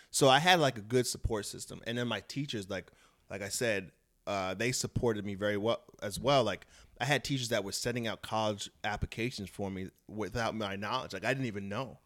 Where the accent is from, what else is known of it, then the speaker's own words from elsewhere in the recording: Brentwood, New York, United States; moved away as an adult; also born or lived in Alaska / Jamaica, Queens; now in Los Angeles, United States; I grew up in, uh, Brentwood, Long Island, and, uh, a little bit in Jamaica, Queens